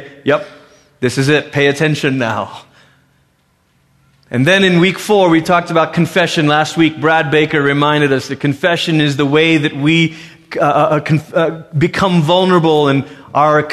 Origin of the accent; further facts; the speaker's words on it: Malaysia; moved away; growing up in Malaysia